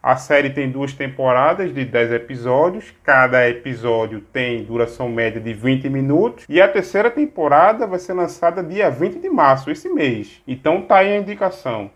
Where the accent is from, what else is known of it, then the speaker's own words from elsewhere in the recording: Pernambuco, Brazil; sou natural de Pernambuco, meu sotaque me entrega